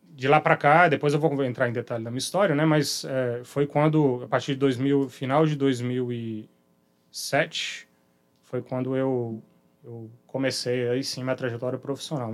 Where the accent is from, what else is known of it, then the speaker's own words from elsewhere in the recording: Belo Horizonte, Minas Gerais, Brazil; moved away as an adult; now in Vitória, Brazil; minha origem, minha infância, minha educação né, inicial, vamos chamar assim, toda feita lá em Belo Horizonte